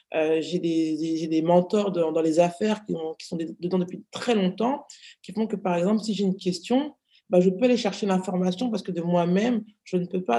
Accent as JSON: {"language": "French", "country": "France", "tie": "born or raised there", "said": "j'ai grandi, je suis née en France"}